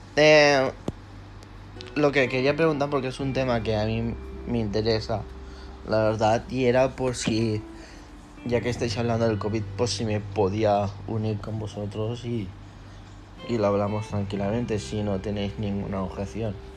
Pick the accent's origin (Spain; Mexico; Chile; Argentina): Spain; yo soy de España